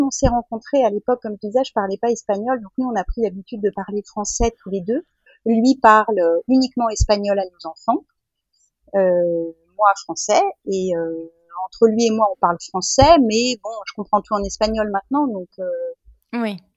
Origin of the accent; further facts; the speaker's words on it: France; je suis française, j'ai toujours vécu en France, j'ai 50 ans.